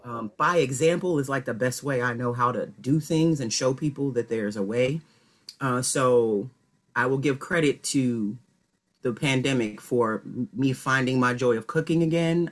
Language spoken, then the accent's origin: English; Chicago, Illinois, United States; I am originally from the city, from Chicago.